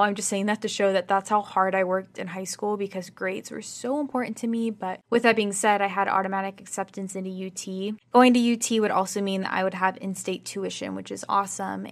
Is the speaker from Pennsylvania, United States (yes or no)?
no; Texas, United States; also born or lived in Chicago, Illinois / New York City; I moved to Texas when I was literally, like, one years old. So I basically consider myself born and raised in Texas